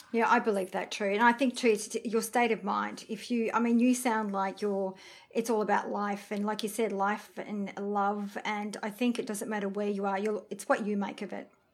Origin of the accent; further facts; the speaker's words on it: France; we're from France